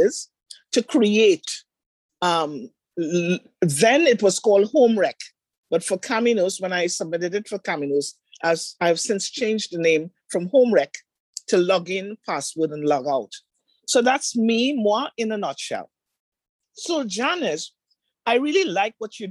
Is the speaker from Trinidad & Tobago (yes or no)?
yes; Trinidad & Tobago; moved away as an adult; now in Toronto, Canada; I am originally from Trinidad and Tobago, settled here in Toronto for the last 22 years already.